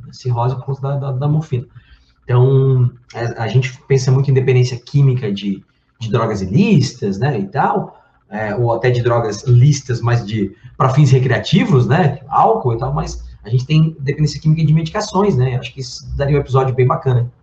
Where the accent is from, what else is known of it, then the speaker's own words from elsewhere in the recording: Brazil; eu, como bom brasileiro